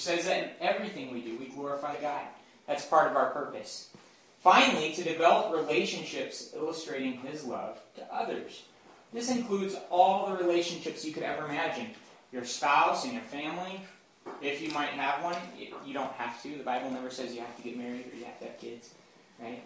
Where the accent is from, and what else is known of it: United States